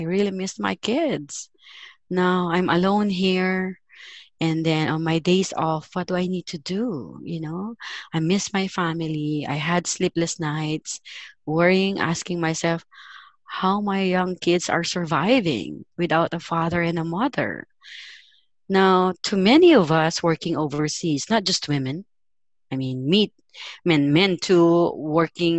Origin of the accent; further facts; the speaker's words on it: Philippines; moved away as an adult; now in Kuwait; I'm Filipino